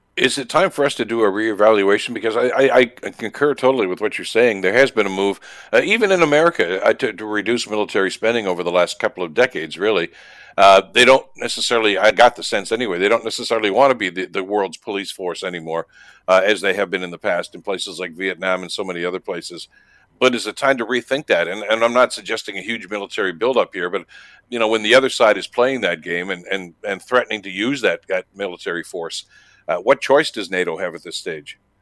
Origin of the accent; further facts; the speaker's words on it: Canada; a Canadian citizen